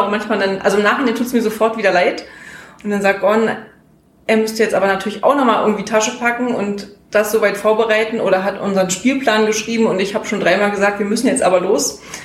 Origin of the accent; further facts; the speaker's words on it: Groß Köris, Brandenburg, Germany; Ich komme aus Großköris